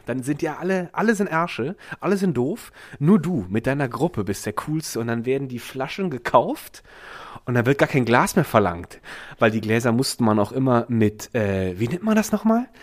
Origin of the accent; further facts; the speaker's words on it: Ahrweiler district, Rhineland-Palatinate, Germany; ich bin umgezogen in dieser Region in, in den Kreis Ahrweiler